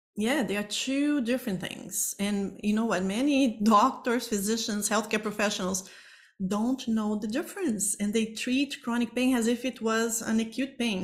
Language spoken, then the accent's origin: English; Brazil; moved away as an adult; now in Toronto, Canada; I am originally from Brazil